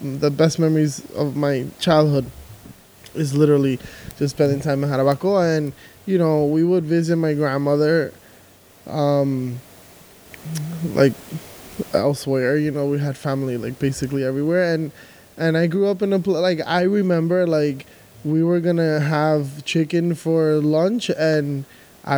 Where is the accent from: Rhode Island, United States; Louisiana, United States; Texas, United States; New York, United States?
New York, United States; New York City; also born or lived in Dominican Republic; I was actually born here. I was born in Queens. But I'm, like, very Dominican.